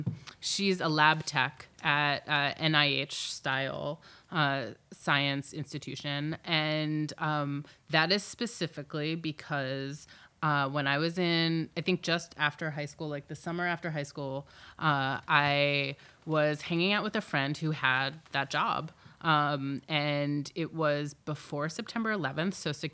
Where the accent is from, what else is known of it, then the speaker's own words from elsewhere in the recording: Silver Spring, Maryland, United States; I grew up in Silver Spring, Maryland.